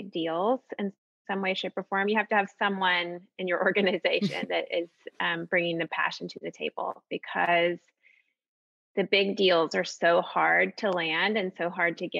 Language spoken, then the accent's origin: English; Austin, Texas, United States; I grew up partially in Austin